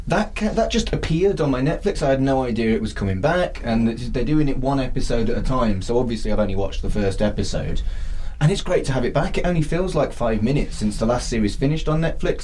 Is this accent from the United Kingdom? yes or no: yes; United Kingdom; We're British.